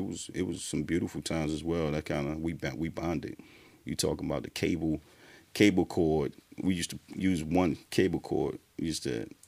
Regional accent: Durham, North Carolina, United States; Durham, Bull City, born and raised.

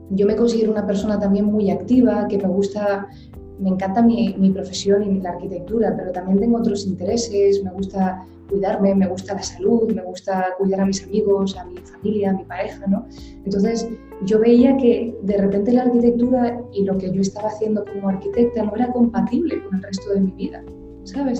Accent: Gran Canaria, Canary Islands, Spain; also born or lived in Madrid / New York; me formé en la isla de Gran Canaria, concretamente, que es de donde yo soy originalmente, yo nací aquí

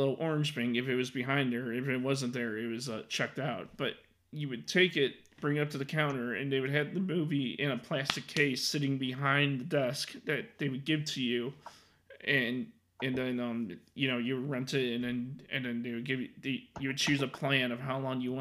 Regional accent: Mount Prospect, Illinois, United States; also born or lived in Arlington Heights, Illinois; when I was a child growing up in Mount Prospect, Illinois, that's the town I mainly grew up in. I mean, I was born and raised in Arlington Heights, and then I moved to Mount Prospect.

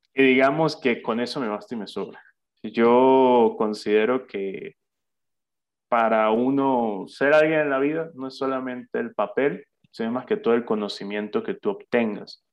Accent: Santa Bárbara, Barinas, Venezuela; soy oriundo de Santa Bárbara, de Barinas, al igual que tú

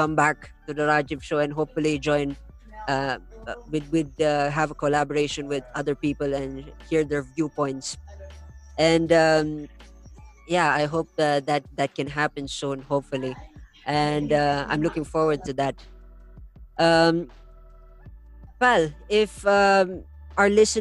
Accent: India; I grew up in India

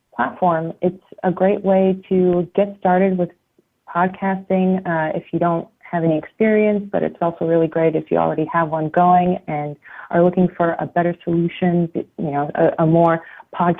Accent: outside of New York, United States; moved away as an adult; also born or lived in Italy; now in Berlin, Germany; I grew up outside of New York

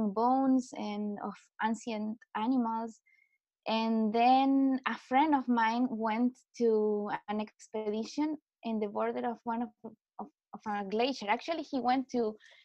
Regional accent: Chile; also born or lived in Heidelberg, Germany / Stuttgart, Germany; I come from Chile, so from South America

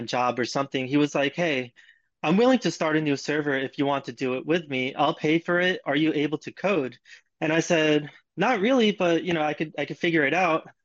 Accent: Long Island, New York, United States; also born or lived in Queens, New York; I was born in Queens and grew up in Long Island

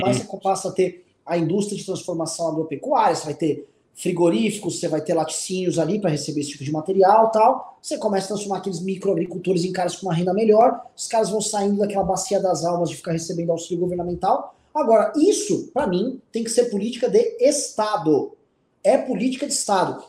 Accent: São Paulo, Brazil; Em São Paulo, aqui, a gente é de São Paulo

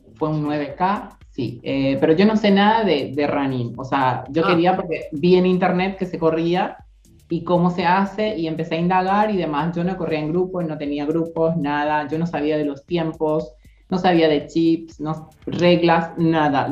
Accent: Paraguay; moved away as an adult; now in Argentina; soy paraguaya, como acaban de mencionar, y tengo 32 años, llegué en el 2016 en febrero eh, con la idea de trabajar, estudiar y tener una vida normal en Argentina

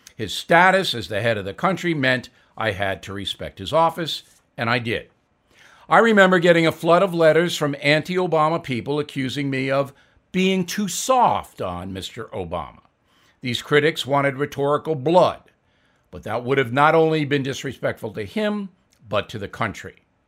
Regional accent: United States; as an American

